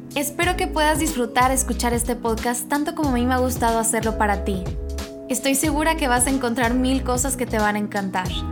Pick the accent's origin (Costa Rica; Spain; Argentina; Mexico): Mexico; soy mexicana